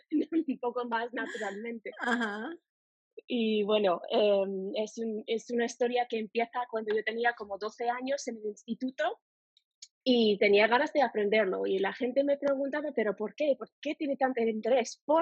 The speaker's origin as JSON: {"language": "Spanish", "country": "United States", "second_language": "Spanish", "moved": "yes", "said": "yo soy de Estados Unidos y el español es mi segundo idioma."}